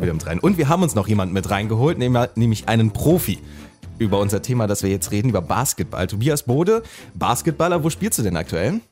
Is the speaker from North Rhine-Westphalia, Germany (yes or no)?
no; Magdeburg, Saxony-Anhalt, Germany; da, wo ich herkomme aus Magdeburg